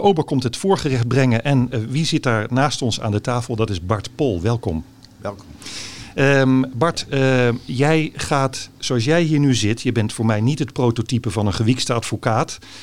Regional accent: Haren, Groningen, Netherlands; Ik ben geboren en getogen in Haren

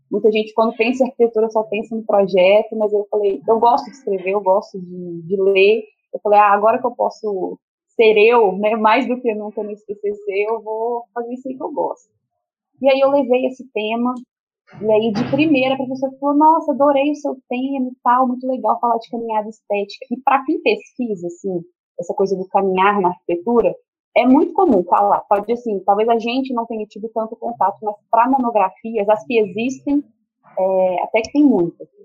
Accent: Belo Horizonte, Minas Gerais, Brazil; É, eu sou aqui de Belo Horizonte mesmo

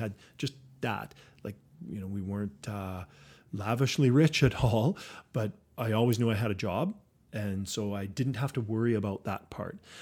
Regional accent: Saskatoon, Saskatchewan, Canada; growing up on the West Side.

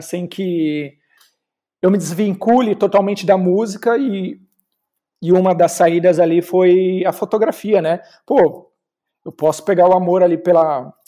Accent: Osasco, São Paulo, Brazil; sou de Osasco

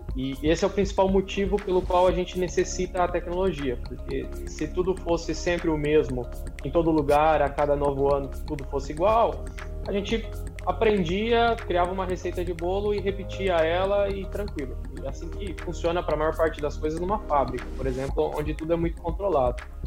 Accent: Mato Grosso, Brazil; moved away as an adult; also born or lived in Paraná / Piracicaba, São Paulo; now in Illinois, United States; eu sou paranaense, vivi a maior parte da minha vida no Mato Grosso, na região da BR-163 lá, Sorriso, Sinop

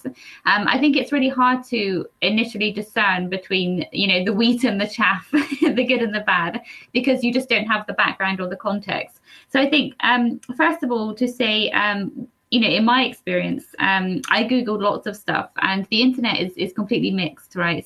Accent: Cornwall, South West England, United Kingdom; I'm from Cornwall

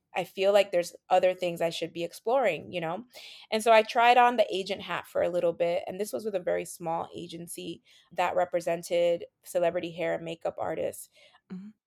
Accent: New York City, New York, United States; being Latina growing up in New York City

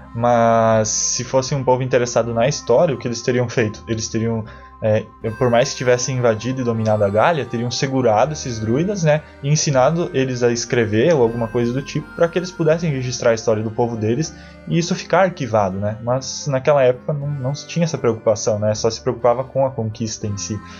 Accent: South Region, Brazil; a gente, todos nós aqui somos do Sul

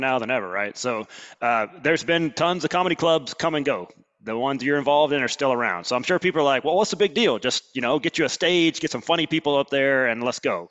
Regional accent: Alabama, United States; I'm from Alabama. We don't normally talk this fast

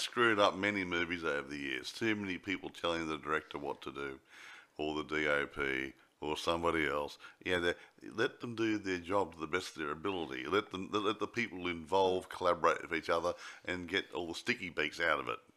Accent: Australia; I'm an Australian

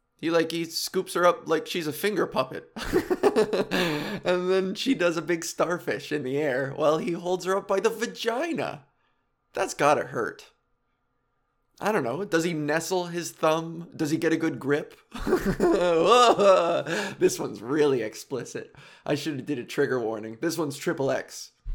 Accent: Whitby, Ontario, Canada; I grew up in Whitby, and in Oshawa

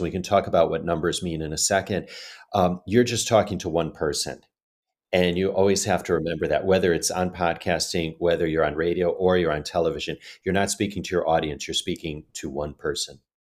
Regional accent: Chicago, Illinois, United States; moved away as an adult; also born or lived in Asia; now in New York, United States; I'm originally from Chicago

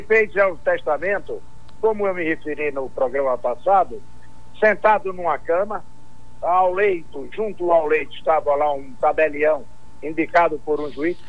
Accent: Jacobina, Bahia, Brazil; pela cidade, pelo município onde eu nasci

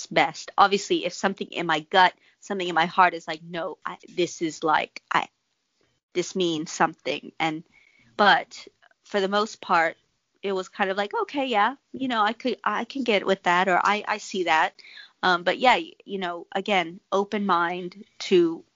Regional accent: Texas, United States; the tales I grew up in Texas hearing.

